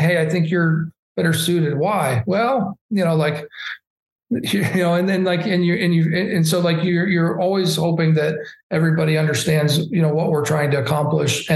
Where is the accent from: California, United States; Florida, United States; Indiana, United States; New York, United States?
Indiana, United States; Indianapolis; I'm from Indianapolis and we have the Indy 500